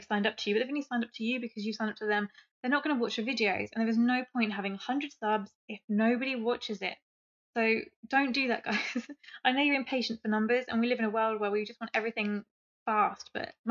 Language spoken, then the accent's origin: English; England, United Kingdom; I'm English